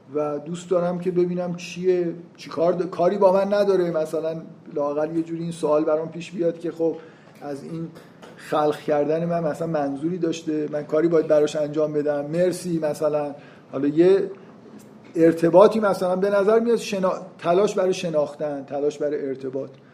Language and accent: Persian; Iran; ما تو ایران فکر کنم قید بعدیمون اینه که ایرانی هستیم